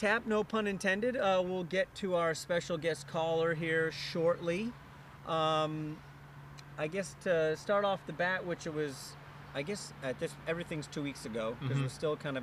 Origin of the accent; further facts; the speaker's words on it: New York, United States; now in Tennessee, United States; born and raised in New York